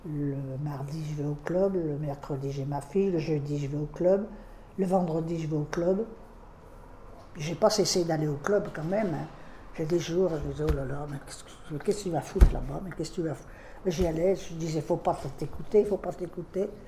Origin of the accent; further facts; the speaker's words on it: Lyon, Auvergne-Rhône-Alpes, France; born there; Je suis né à Lyon, et quand on s'est marié, ben, on a d'abord été à axe parce qu'il ne trouvait pas de boulot